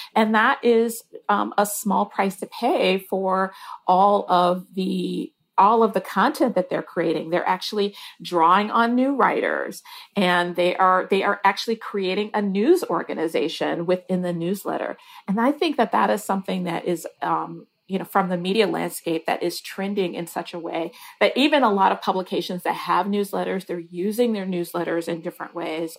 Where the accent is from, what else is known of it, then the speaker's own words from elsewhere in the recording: Detroit, Michigan, United States; I grew up in Detroit